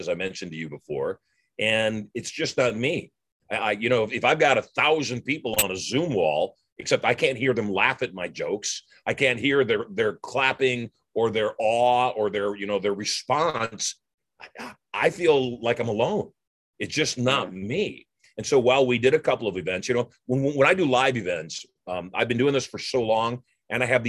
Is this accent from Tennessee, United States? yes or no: no; Las Vegas, Nevada, United States; My hometown of Las Vegas